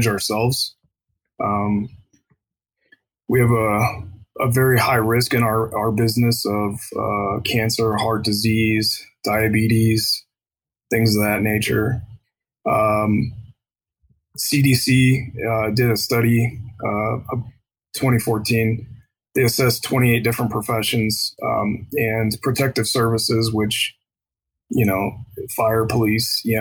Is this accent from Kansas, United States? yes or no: no; Columbus, Ohio, United States; now in Sierra Vista, United States; I'm from Columbus, Ohio.